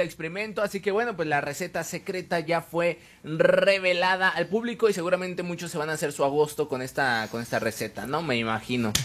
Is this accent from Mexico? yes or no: yes; Mexico; somos mexicanos y sabemos cómo se baila aquí